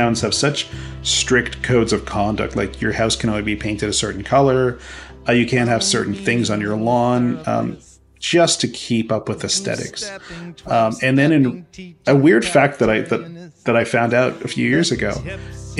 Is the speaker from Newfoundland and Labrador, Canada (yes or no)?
no; Mississauga, Ontario, Canada; growing up in Streetsville is a very, very small town when I grew up. Streetsville is a town in a city called Mississauga